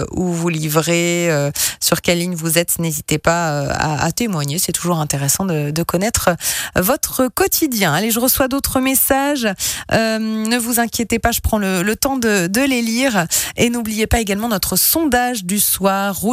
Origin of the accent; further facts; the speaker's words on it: Lyon, Auvergne-Rhône-Alpes, France; Ah oui, je le connais bien celui-là, à Lyon-Perrache, comme je suis de Lyon.